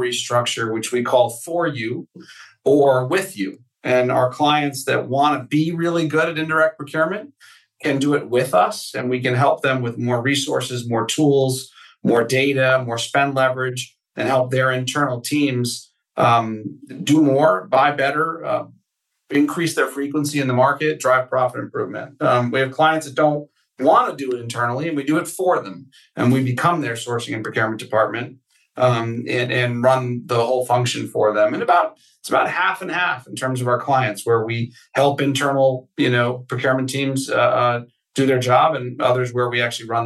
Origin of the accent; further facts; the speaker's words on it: Connecticut, United States; I grew up in Connecticut